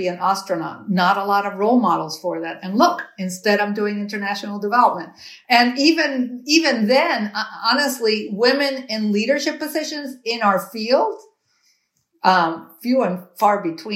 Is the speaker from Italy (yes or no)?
no; Cuba; moved away; I was born in Cuba. My parents, you know, left what they thought, you know, was a repressive regime, and they left with literally nothing to start all over again.